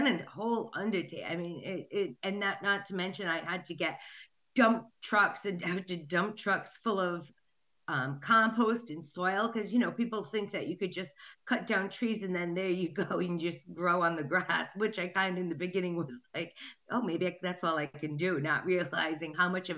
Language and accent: English; Coventry, Rhode Island, United States; I'm from Rhode Island, Coventry, to be exact.